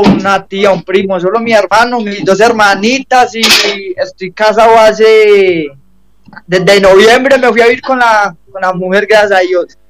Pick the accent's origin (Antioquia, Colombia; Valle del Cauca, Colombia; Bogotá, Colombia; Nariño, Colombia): Antioquia, Colombia; Medellín; yo soy de Medellín